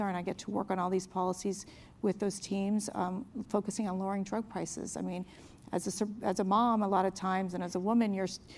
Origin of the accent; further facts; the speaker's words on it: Miami, Florida, United States; moved away as an adult; now in Washington, United States; I grew up in Miami, I came from a Cuban-American family.